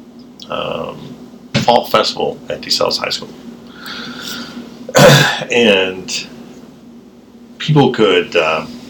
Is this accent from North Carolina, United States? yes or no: no; Los Angeles, California, United States; growing up in South Central. Right. So the area that I grew up in, you either went to kind of a not-so-great public school, or you went to a Catholic school